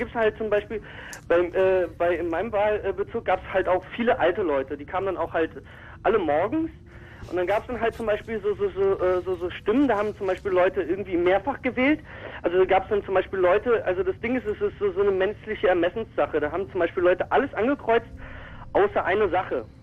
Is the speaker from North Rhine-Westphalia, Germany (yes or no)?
no; Berlin, Germany; also ich äh, komme jetzt nicht aus Neukölln, ich komme aus Kreuzberg